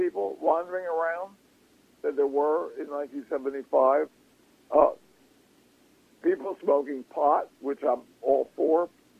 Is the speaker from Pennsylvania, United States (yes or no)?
yes; Philadelphia, Pennsylvania, United States; Well, I'm a Philadelphian, Joseph.